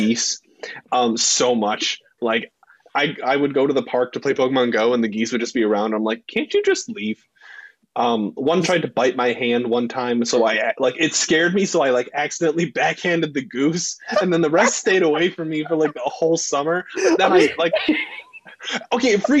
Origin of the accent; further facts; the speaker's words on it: Detroit, Michigan, United States; moved away; I'm from Metro Detroit